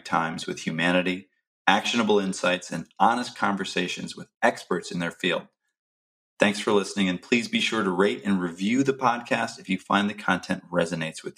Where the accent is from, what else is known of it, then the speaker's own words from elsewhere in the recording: Watertown, Massachusetts, United States; where I grew up in Watertown